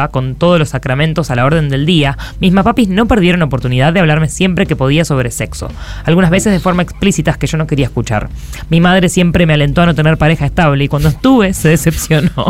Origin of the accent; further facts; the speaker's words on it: Rosario, Santa Fe, Argentina; de Rosario y vengo a dar mi testimonio.